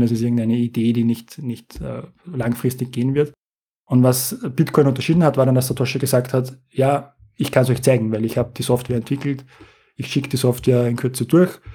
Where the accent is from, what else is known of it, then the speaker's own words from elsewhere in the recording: Austria; Also wir als Europäer, als Österreicher